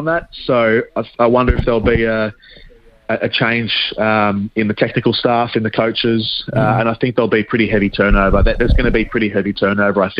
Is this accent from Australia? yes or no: yes; Australia; I'm Australian